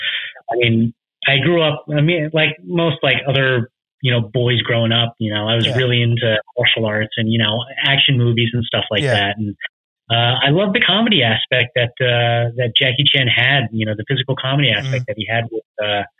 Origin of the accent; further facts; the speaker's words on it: Fort Irwin, California, United States; I'm from a small military base right outside of Barstow, California